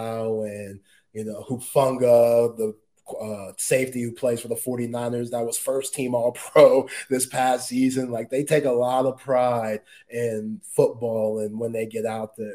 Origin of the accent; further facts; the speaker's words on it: Dallas, Texas, United States; I'm coming from Dallas, Oak Cliff.